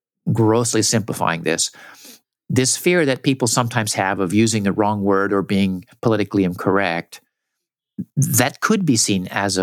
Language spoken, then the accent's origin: English; Southern California, United States; I grew up in Southern California.